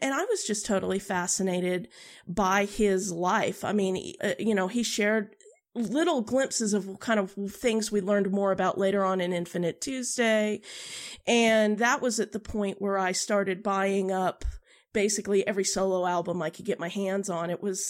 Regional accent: Oklahoma, United States; also born or lived in United Kingdom; I'm sort of from the same area of the country. I'm from Oklahoma as opposed to Texas.

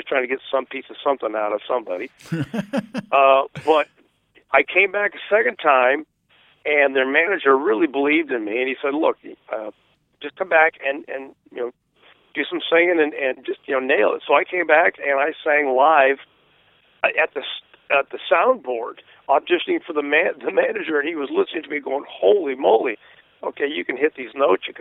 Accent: West Coast, United States; growing up on the West Coast

